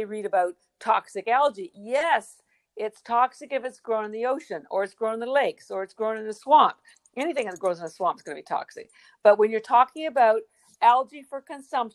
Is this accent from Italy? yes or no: no; Western Canada, Canada; now in Boston, United States; I'm from Canada, and in Western Canada